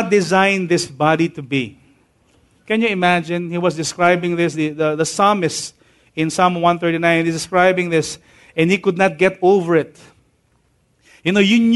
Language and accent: English; Tahanan Village, Metro Manila, Philippines; I grew up living in Tahanan Village